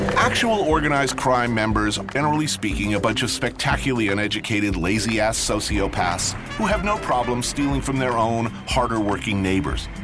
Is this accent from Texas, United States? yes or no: no; New Jersey, United States; I grew up in New Jersey, which was pretty much Sicily on the Hudson